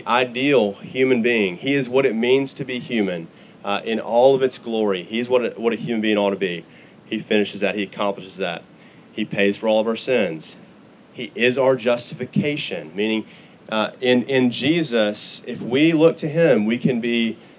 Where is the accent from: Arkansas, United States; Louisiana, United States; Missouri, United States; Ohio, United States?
Arkansas, United States; also born or lived in Texas; now in Oklahoma, United States; I am from Arkansas originally. Now I'm an Oklahoman